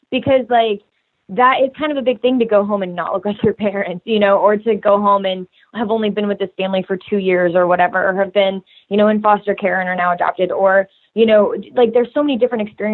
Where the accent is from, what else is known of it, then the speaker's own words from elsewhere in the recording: Kansas, United States; I grew up in Kansas